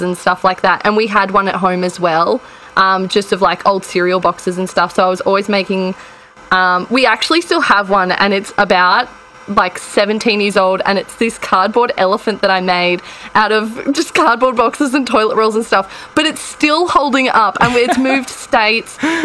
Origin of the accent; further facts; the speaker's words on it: Dungog, New South Wales, Australia; moved away as an adult; also born or lived in Adelaide, South Australia; now in Melbourne, Australia; we're not originally from Dungog. I'm from Adelaide. Long story. But like from moving there, it wasn't like I wasn't brought up as like a country kid